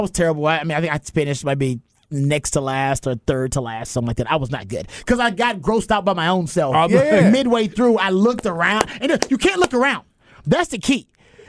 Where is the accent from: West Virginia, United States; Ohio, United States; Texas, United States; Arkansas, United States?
Texas, United States; Houston; I'm from Houston